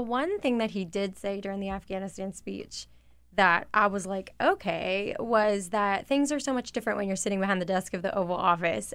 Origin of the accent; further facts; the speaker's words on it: a Confederate state, the South, United States; I did grow up in a state that broke away because of the Civil War